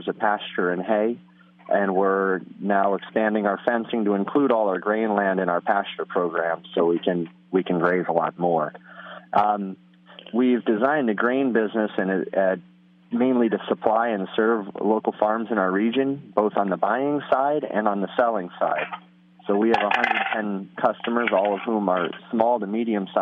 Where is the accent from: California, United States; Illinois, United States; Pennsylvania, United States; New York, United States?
New York, United States; Hillsdale; I grew up in Columbia County, where the farm is located, on a small vegetable farm